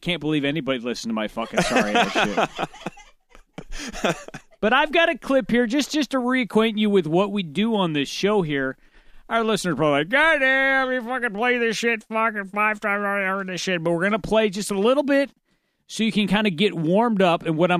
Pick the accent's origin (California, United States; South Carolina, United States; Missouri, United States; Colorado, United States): Missouri, United States; North County, St. Louis; We grew up together in North County in the hood, dog, in the so-called hood.